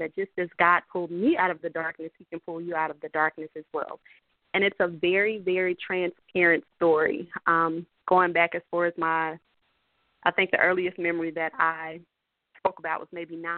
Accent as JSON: {"language": "English", "town": "Columbia", "region": "South Carolina", "country": "United States", "tie": "born or raised there", "said": "So I'm from South Carolina, actually from Columbia, South Carolina, born and raised"}